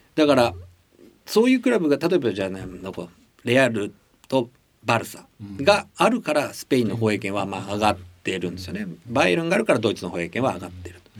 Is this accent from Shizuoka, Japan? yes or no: yes; Shimizu, Shizuoka, Japan; moved away; also born or lived in Chiba / Sapporo; 僕が小さい清水静岡で育った頃